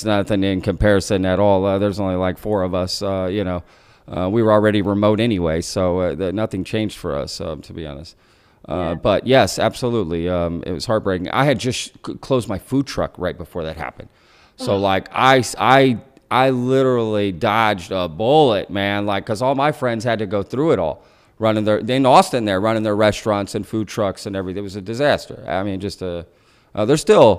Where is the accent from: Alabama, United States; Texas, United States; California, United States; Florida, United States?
Texas, United States; Euless; I grew up in Euless, it's in between Dallas and Fort Worth here